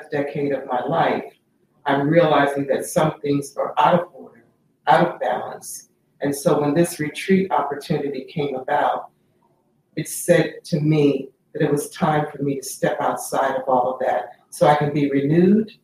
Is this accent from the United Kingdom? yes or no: no; Chicago, Illinois, United States; now in Philadelphia, United States; I'm originally from Chicago, Illinois, currently residing in Philadelphia, actually since 1974